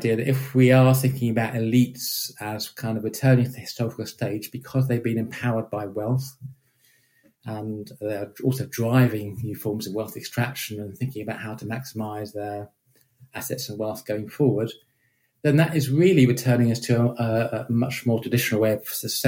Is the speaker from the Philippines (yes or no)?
no; United Kingdom; I am British